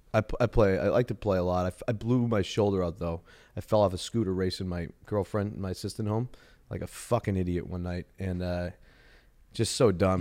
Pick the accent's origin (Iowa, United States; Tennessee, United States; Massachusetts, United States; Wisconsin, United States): Massachusetts, United States; Boston; I'm from Boston